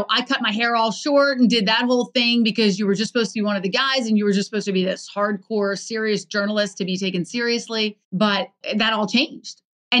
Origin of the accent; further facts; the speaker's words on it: Baltimore, Maryland, United States; I grew up in Baltimore.